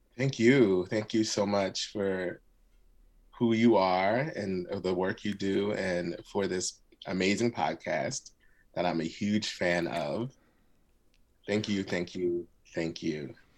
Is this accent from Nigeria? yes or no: no; Philadelphia, Pennsylvania, United States; first language Arabic; English is a second language; I grew up in West Philly in a Muslim community. So my first language actually was Arabic.